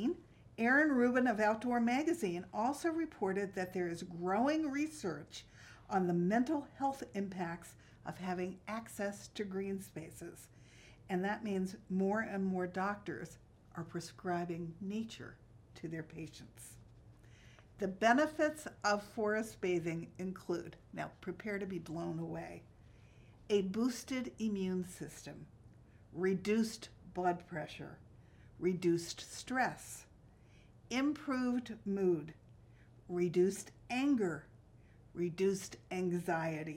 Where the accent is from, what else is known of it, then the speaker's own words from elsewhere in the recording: Yardley, Pennsylvania, United States; I grew up in Yardley, Pennsylvania, and I was lucky because I lived next door to a field